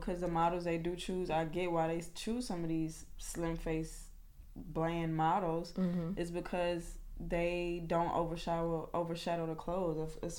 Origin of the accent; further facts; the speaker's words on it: Louisiana, United States; I just know I'm from Louisiana. I got like Choctaw Indian in me. I graduated in like 2012, moved to New Orleans, and then right after that I moved here.